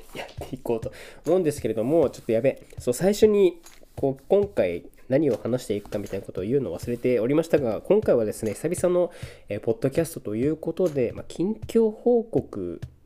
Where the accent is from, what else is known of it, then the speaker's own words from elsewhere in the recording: Niigata, Japan; moved away; 僕の地元である新潟県